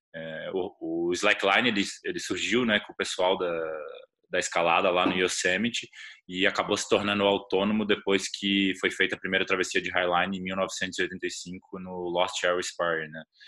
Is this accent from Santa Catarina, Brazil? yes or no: yes; Florianópolis, Santa Catarina, Brazil; Eu sou de Floripa, que tem uma comunidade bastante forte